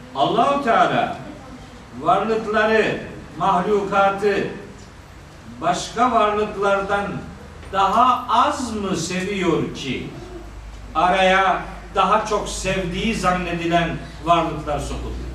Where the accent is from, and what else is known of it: our Black Sea region, Turkey